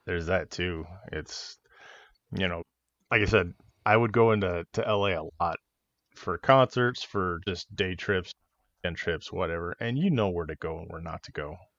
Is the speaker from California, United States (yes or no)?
yes; Los Angeles, California, United States; growing up in California and, and L